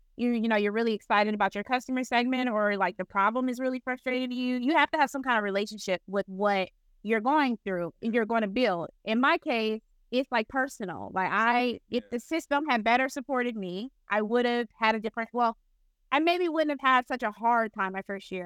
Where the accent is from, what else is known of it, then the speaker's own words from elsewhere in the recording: Flint, Michigan, United States; I'm from Flint, Michigan